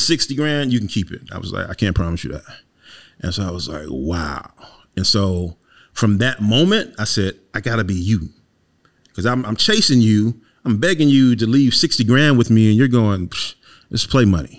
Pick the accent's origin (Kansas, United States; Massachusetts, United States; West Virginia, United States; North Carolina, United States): North Carolina, United States; Wilmington; born and raised in Wilmington, North Carolina